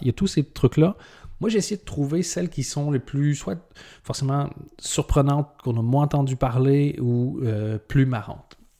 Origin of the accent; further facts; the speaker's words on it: Canada; en tant que Canadien